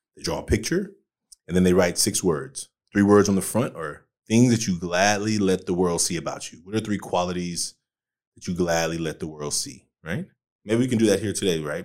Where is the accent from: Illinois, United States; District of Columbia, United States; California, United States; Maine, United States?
California, United States; Oakland; I grew up in Oakland